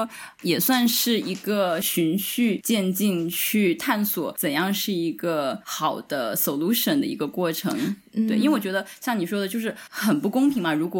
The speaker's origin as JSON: {"language": "Chinese", "country": "China", "tie": "born or raised there", "moved": "as an adult", "lives_now": "United States", "said": "我生在中国，我就是中国人。"}